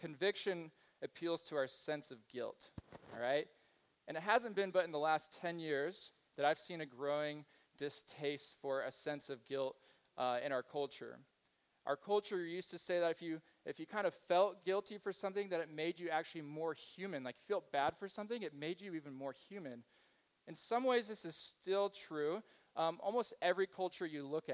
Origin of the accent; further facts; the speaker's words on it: Kansas, United States; moved away; I grew up in Kansas. I grew up in a Mennonite Brethren community